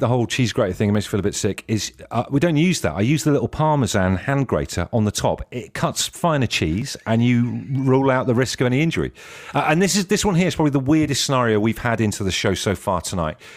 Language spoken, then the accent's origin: English; Ellesmere Port, North West England, United Kingdom; I was born in Ellesmere Port, uh, so I hail from the north